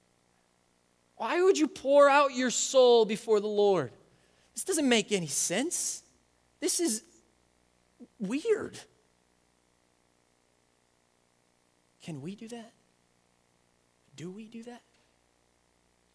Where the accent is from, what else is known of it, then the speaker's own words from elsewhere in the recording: United States; we as American Christians